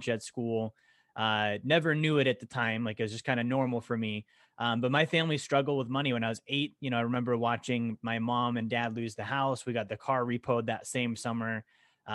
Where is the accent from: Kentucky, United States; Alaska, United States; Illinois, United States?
Alaska, United States; also born or lived in Montana; I grew up in Alaska. Actually, I was born in Montana, moved to Alaska when I was a kid